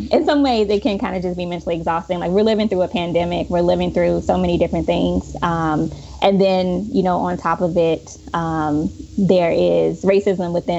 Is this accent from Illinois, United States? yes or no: yes; Chicago, Illinois, United States; moved away; Chicago, which again is my hometown.